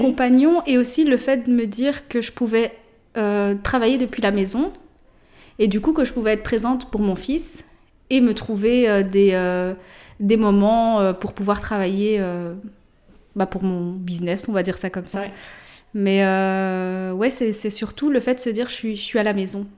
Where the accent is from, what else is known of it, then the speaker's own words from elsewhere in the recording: Morocco; je suis marocaine, mon mari est congolais